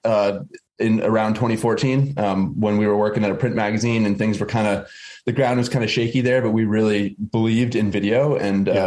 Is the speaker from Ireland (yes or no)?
no; Massachusetts, United States; I was born and raised in Massachusetts on the east coast of the U.S.